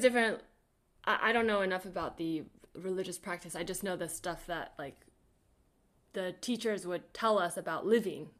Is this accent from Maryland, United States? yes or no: no; the Bay Area, California, United States; growing up in the Bay